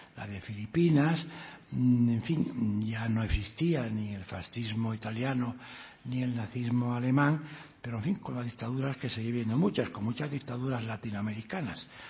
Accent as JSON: {"language": "Spanish", "region": "Asturias", "country": "Spain", "said": "Asturias, a mi tierra"}